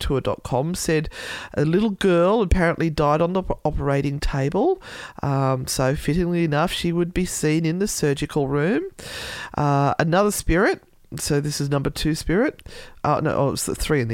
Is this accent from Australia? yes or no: yes; Australia; my being Australian